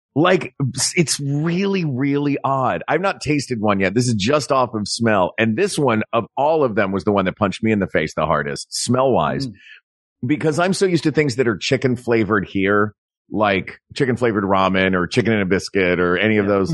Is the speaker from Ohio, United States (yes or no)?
no; East Tennessee, United States; I grew up in East Tennessee